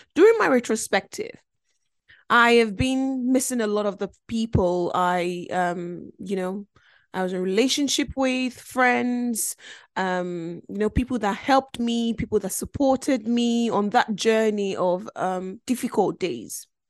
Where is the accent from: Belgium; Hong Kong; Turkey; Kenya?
Belgium; also born or lived in Nigeria; now in United Kingdom; I grew up in Belgium, um, which was a f, a foreign country 'cause I'm originally from Nigeria